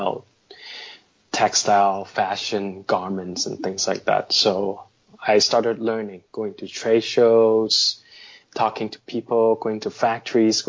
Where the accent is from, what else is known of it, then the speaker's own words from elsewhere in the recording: Hong Kong; also born or lived in Canada / United States; now in Shanghai, China; I'm based in Shanghai, by the way, and I was born in Hong Kong. Spent a good 10 years of my life in North America, 2 years in Canada and 8 years in the US